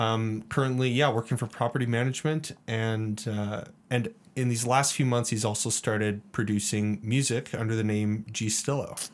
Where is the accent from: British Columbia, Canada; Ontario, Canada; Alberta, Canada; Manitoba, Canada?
Alberta, Canada; Calgary; me growing up in the Northwest, like, I grew up just north of Nose Hill. and my parents still live there, and that's, that's my childhood home